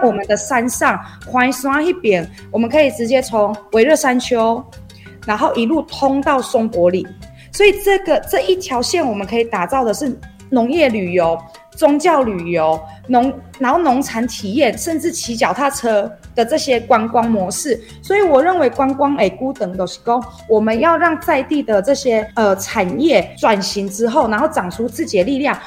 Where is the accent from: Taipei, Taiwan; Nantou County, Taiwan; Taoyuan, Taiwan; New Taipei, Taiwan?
Nantou County, Taiwan; Nantou City; moved away as an adult; 我自己在南投市长大，是这一块土地把我孕育成现在这个样子。我蛮以南投为荣的